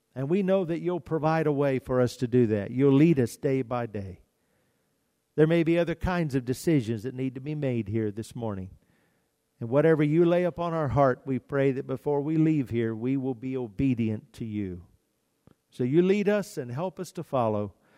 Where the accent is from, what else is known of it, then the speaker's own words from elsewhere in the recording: United States; as Americans, we, we are so blessed to live in the United States